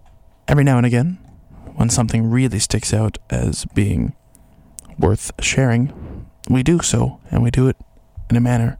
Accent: Ontario, Canada; I am from Ontario and I don't speak French.

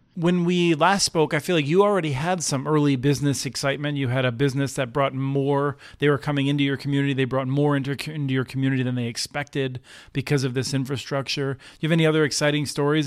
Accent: Eastern Pennsylvania, United States; I grew up in Eastern Pennsylvania

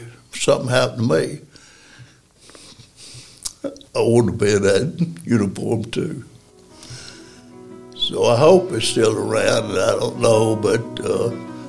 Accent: Decatur, Alabama, United States; moved away as an adult; now in Athens, United States; I'm from Decatur. I was born, raised in Decatur

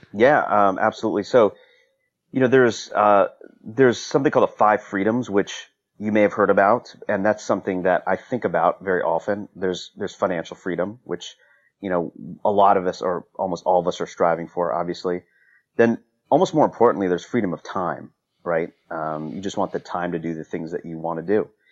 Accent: Northern Virginia, United States; also born or lived in North Carolina; I grew up in the Northern Virginia area

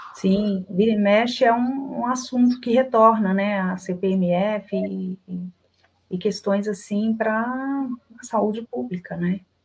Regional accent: Belo Horizonte, Minas Gerais, Brazil; accent: mineiro; Mineira que sou, de Belo Horizonte

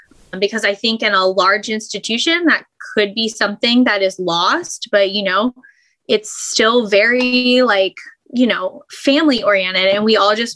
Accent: Morgantown, West Virginia, United States; I am from Morgantown. I have lived here my whole life

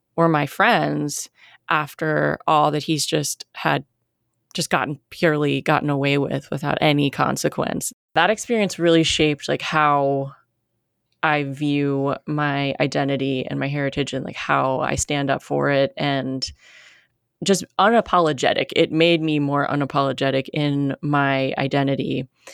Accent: United States; I'm very American

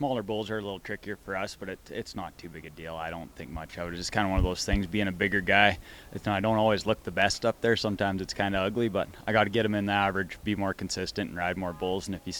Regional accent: Canada; growing up as a Canadian

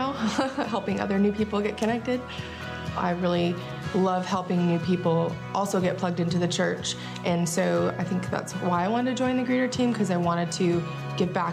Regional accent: Southern California, United States; moved away as an adult; now in Franklin, United States; I'm from Southern California originally. I moved here 5 years ago

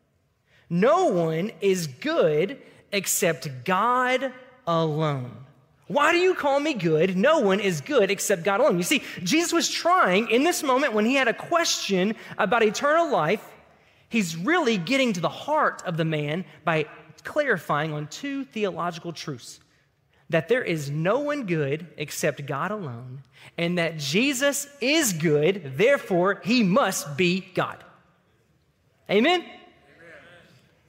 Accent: Tipton County, Tennessee, United States; that's a real country term from my hometown in Tipton County that just means without any hindrance or any hesitation. Growing up in Tipton County

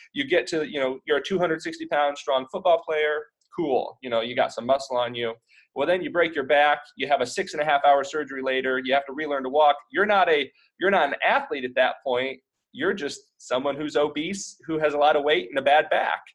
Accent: Indiana, United States; moved away as an adult; also born or lived in Nebraska; we're actually both from Indiana

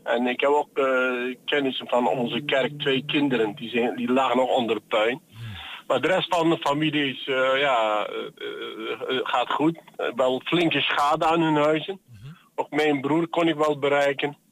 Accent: Antakya, Hatay, Turkey; now in Netherlands; dat is mijn geboortestad

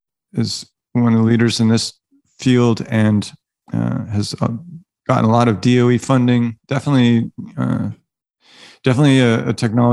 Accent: Virginia, United States; I'm from Virginia.

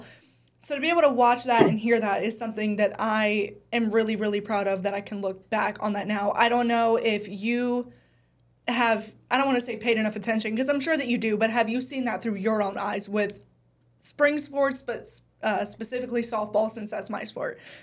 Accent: Charlotte, North Carolina, United States; I grew up in Charlotte

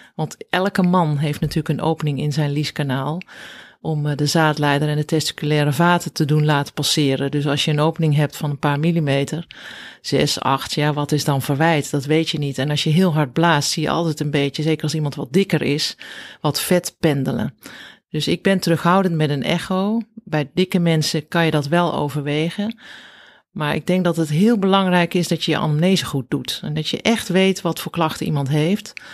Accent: Bergeijk, North Brabant, Netherlands; moved away as an adult; also born or lived in Rotterdam / Zeist; Ja, ik ben opgegroeid in Bergijk. Dat is een klein dorpje in Zuid-Brabant

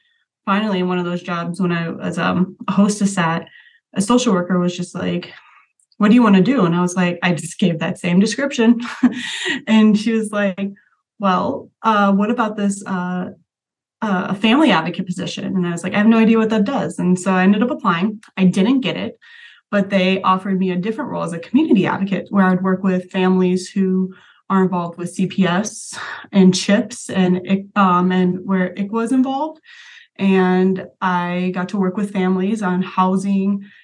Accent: Las Vegas, Nevada, United States; moved away as an adult; also born or lived in Greencastle, Indiana; I was actually born and raised in Las Vegas

